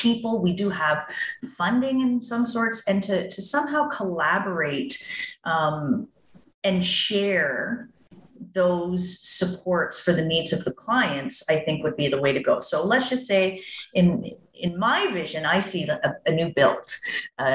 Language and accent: English; Toronto, Ontario, Canada; moved away; I'm from Toronto